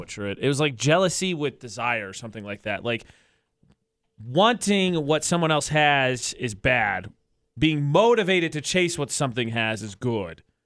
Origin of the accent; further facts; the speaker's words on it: Midwest, United States; also born or lived in Indiana / New Mexico; now in Utah, United States; as a Midwesterner